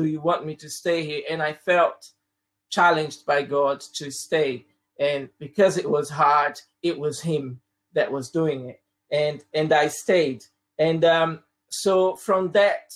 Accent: Brazil; first language Portuguese; English is a second language; moved away as an adult; also born or lived in Croydon; now in United Kingdom; I'm originally from Brazil, and I've been living in the UK for the past almost 18 years now

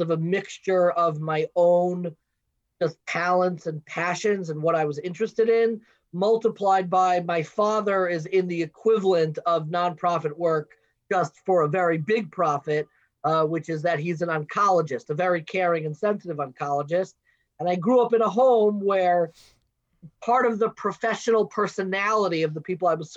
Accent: Long Island, New York, United States; also born or lived in Baltimore; I grew up in Long Island, what's known as the Five Towns

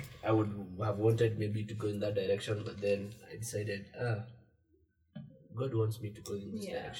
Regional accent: Kikuyu, Kiambu County, Kenya; Yes, I'm from Kikuyu. I live in Kikuyu.

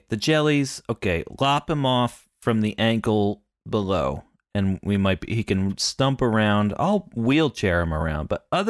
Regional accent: Pennsylvania, United States; Now, I grew up in Pennsylvania, and my family had Dutch heritage.

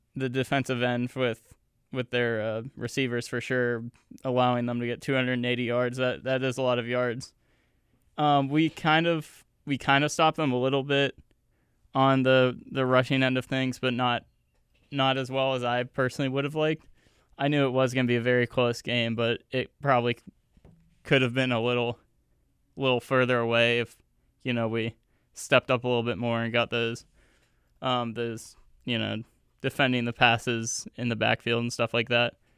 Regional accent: Youngstown, Ohio, United States; moved away; my, my hometown, Youngstown, Ohio, which is, like, four hours away from here.

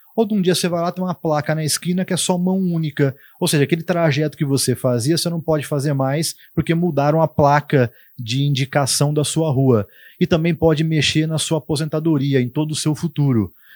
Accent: Tupã, São Paulo, Brazil; accent: caipira; moved away as an adult; now in Marília, Brazil; eu, minhas irmãs, nascemos em Tupã, a gente foi criado em Tupã

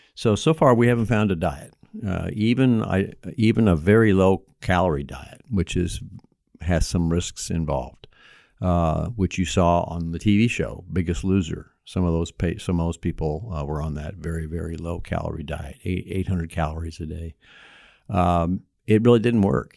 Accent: Bloomington, Indiana, United States; also born or lived in Knox County, Indiana; I grew up in Bloomington, Indiana, where I practiced, uh, the last thirty-five years

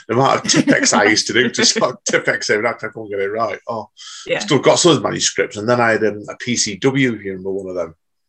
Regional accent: Manchester, North West England, United Kingdom; because I'm Mancunian by birth, and I've always lived in Manchester, but I've travelled around a lot

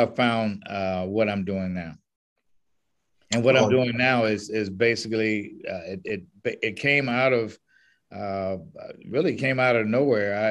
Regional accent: Tallahassee, Florida, United States; moved away as an adult; also born or lived in Michigan / Washington, D.C.; now in Temecula, United States; I was raised in Tallahassee, Florida

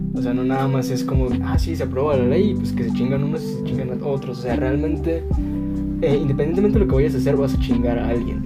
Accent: Mexico; como mexicano

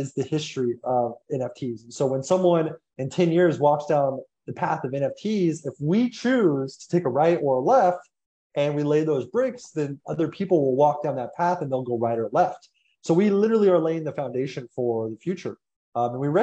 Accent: United States; I'm American

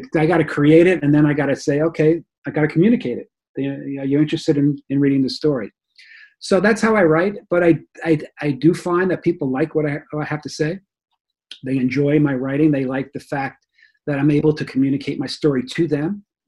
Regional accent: Rockland County, New York, United States; born or raised there; moved away as an adult; also born or lived in Bronx, New York / Florida; now in New Jersey, United States

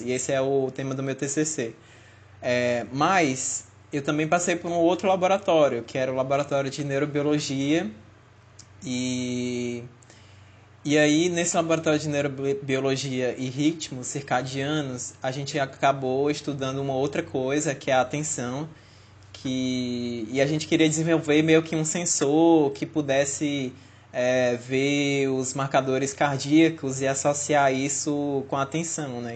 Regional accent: Fortaleza, Ceará, Brazil; moved away as an adult; now in Natal, Brazil; eu sou de Fortaleza, e acabei vindo morar em Natal

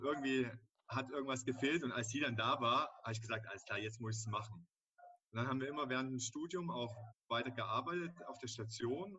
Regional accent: Dresden, Saxony, Germany; moved away as an adult; also born or lived in Cologne; ich bin 36 Jahre alt und komme gebürtig aus Dresden

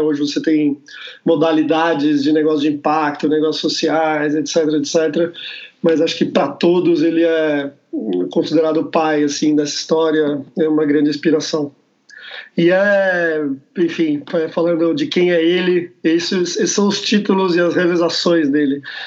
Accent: Brazil; sou do Brasil

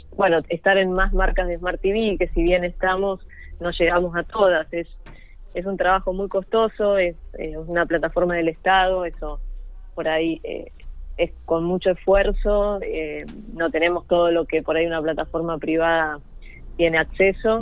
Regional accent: La Pampa, Argentina; moved away as an adult; now in Buenos Aires, Argentina; yo nunca quise irme de La Pampa

